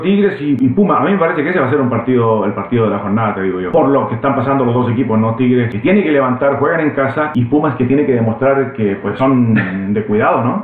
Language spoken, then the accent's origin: Spanish; Chile; yo siendo chileno